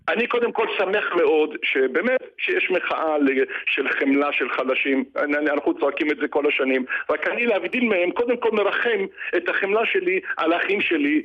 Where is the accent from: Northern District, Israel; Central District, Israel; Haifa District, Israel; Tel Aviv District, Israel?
Tel Aviv District, Israel; Bat Yam; אני גדלתי בבת ים ואני מכיר את דרום תל אביב